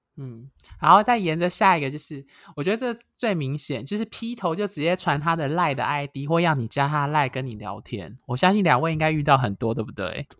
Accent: Taiwan; 一般台湾人土生土长的男同志，一般来说我们都不会用简体字

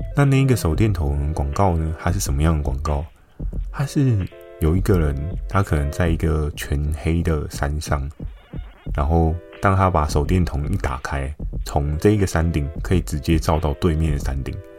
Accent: Keelung, Taiwan; 我的出生地虽然在基隆嘛，那基隆呢，很不巧的 我住的也并非市区，是比较偏山区的地方

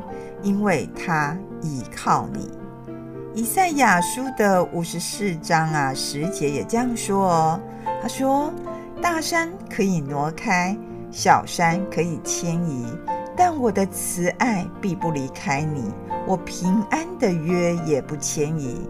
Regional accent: Taiwan; 我们台湾人

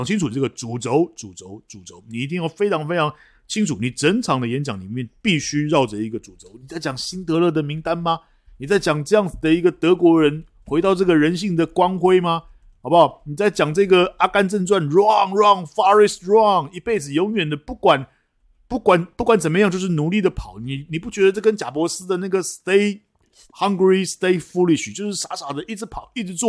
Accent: China; 我们大陆人并没有想到，大部分的人都没有想到这一点。

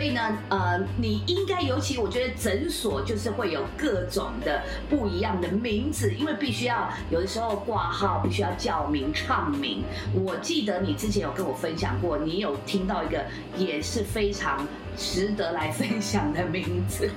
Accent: Taiwan; 我们台湾

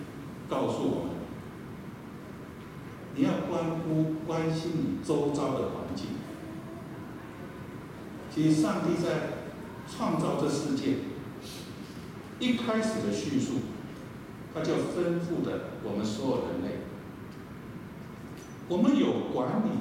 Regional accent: eastern Taiwan, Taiwan; 我很怀念我小时候在东台湾。

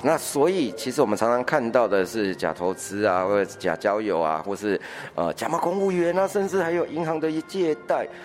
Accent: Taiwan; 我们台湾人真的很省吃俭用

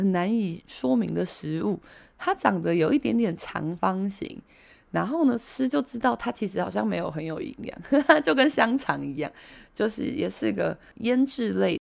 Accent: Taiwan; 这个才是我们台湾人平常习惯喝的一口一口的汤

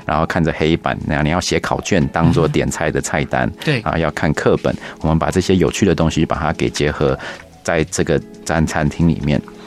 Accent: Taipei, Taiwan; 我从小在台北长大

